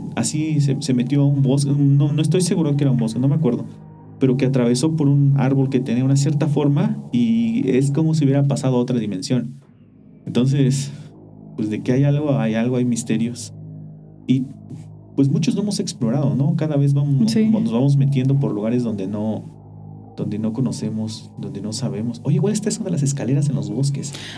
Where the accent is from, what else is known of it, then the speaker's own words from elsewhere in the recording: Mexico; cuando era niño, una vez, allá en el pueblo